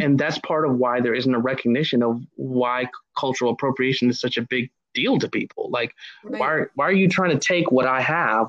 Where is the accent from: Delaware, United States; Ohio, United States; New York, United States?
Ohio, United States; growing up in Ohio